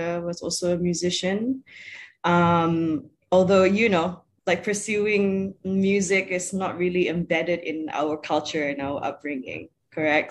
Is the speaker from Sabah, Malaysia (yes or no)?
no; Sarawak, Malaysia; I'm originally from Sarawak